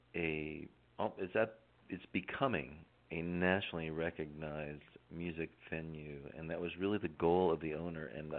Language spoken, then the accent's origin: English; Northeast, United States; moved away as an adult; also born or lived in Kansas / Connecticut / Silver City, New Mexico; now in Tucson, United States; my entire life growing up in the Northeast